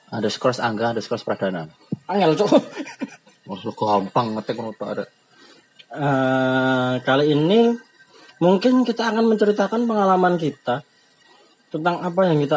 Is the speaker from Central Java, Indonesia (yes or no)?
yes; Surakarta, Central Java, Indonesia; accent: Javanese; ya sebelumnya kita berasal dari Solo ya jadi kalau bahasanya bahasa Indonesia nya agak medok ke Jawa